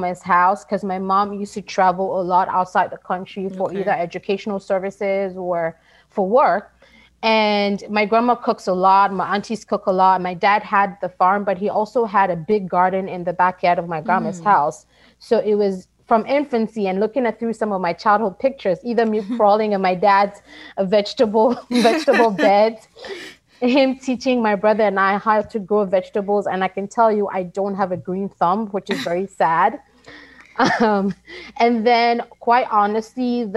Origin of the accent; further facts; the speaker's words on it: Ghana; moved away as an adult; now in United States; I was born and raised in Ghana and moved to the United States in 2006 to further my education